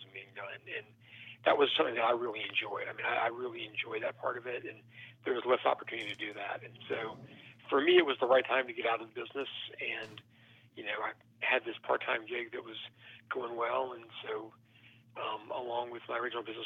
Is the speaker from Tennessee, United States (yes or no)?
yes; Memphis, Tennessee, United States; I grew up in the suburbs of Memphis and, you know, born and raised